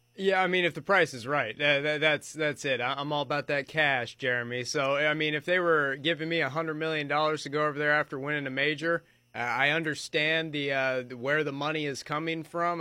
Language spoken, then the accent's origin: English; Charleston, South Carolina, United States; also born or lived in South Florida; it's very hot in Charleston. I've grown up here majority of my life